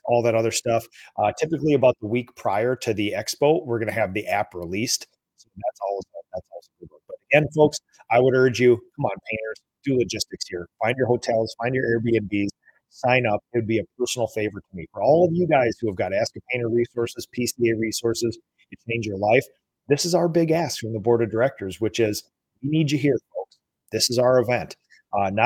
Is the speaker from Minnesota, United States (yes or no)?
yes; Minnesota, United States; I am an introvert from Minnesota